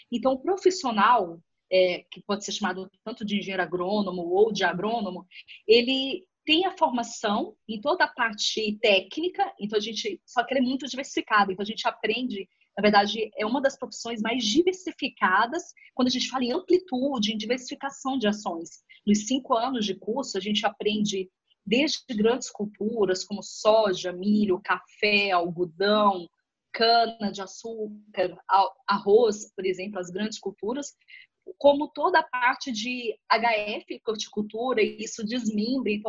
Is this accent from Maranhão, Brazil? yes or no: yes; Balsas, Maranhão, Brazil; moved away; eu sou natural de Balsas, no Maranhão, uma cidadezinha que, a, que, que vive por conta do agronegócio. E em Balsas, eu sempre cresci